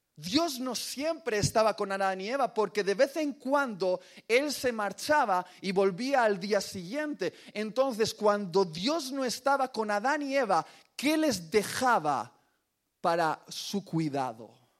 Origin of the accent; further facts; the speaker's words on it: Basque Country, Spain; orgulloso como buen vasco